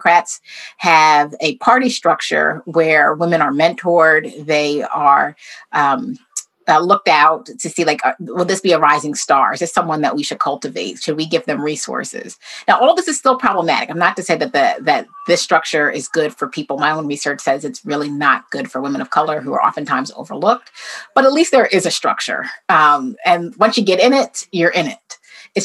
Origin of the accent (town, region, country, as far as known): United States